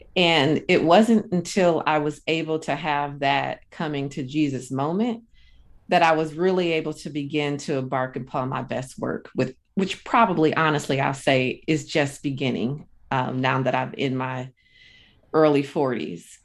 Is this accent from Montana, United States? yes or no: no; Akron, Ohio, United States; now in Sacramento, United States; I'm originally from Akron, Ohio. So I'm originally a Midwest girl.